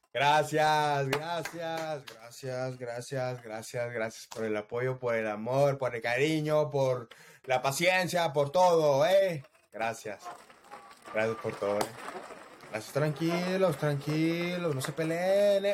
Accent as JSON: {"language": "Spanish", "country": "Mexico", "said": "soy mexicano hasta la muerte"}